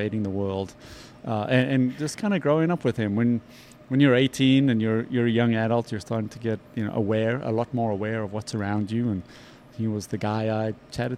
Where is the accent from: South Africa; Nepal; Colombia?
South Africa; moved away; growing up in South Africa